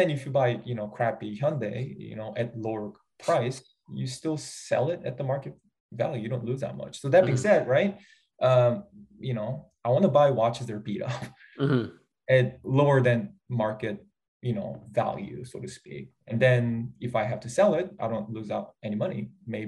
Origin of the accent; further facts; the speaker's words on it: South Korea; first language Korean; English is a second language; I'm a English learner, with Korean as my first language.